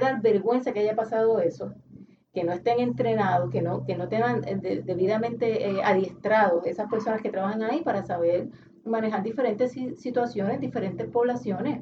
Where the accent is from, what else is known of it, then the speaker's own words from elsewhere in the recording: Puerto Rico; nosotros como puertorriqueños